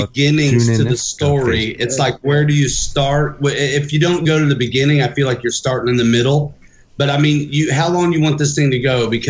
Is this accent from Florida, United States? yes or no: no; Muncie, Indiana, United States; moved away as an adult; now in South Bend, United States; I'm from Muncie and I moved here 6 years.